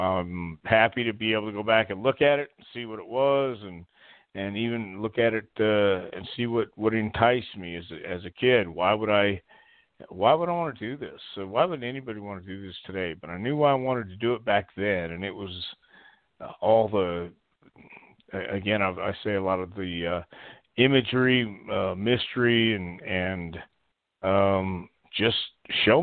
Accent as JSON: {"language": "English", "town": "Houston", "region": "Texas", "country": "United States", "tie": "born or raised there", "said": "we grew up in Houston"}